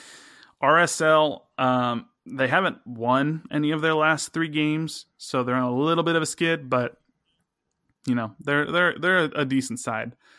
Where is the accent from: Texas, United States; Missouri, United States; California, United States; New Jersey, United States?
Missouri, United States; accent: Missouri; my Missouri accent